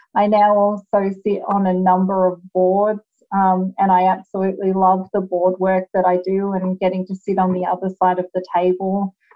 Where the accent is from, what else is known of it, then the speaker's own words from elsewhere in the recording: Australia; moved away as an adult; now in United States; as you can hear, I am Australian originally, although I do live in the United States now